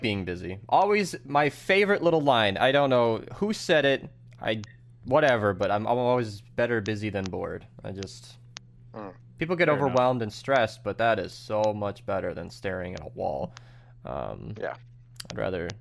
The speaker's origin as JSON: {"language": "English", "region": "Minnesota", "country": "United States", "tie": "born or raised there", "said": "being a Minnesotan kid"}